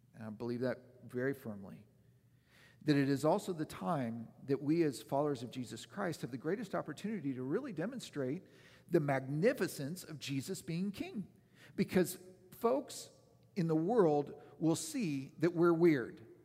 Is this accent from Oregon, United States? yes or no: yes; Oregon, United States; moved away; the years that I was growing up in Oregon